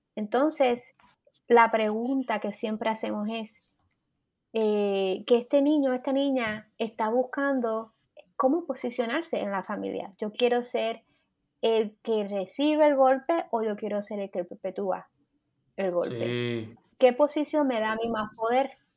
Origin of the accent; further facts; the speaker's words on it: Puerto Rico; nosotros pensamos como boricuas